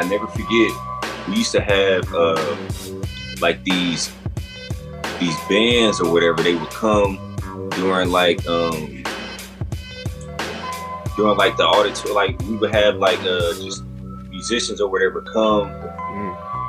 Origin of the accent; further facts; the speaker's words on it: Milwaukee, Wisconsin, United States; I'm from Milwaukee